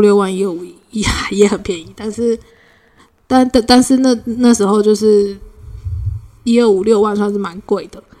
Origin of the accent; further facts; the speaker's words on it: Puli, Nantou County, Taiwan; moved away; 小时候在普里的时候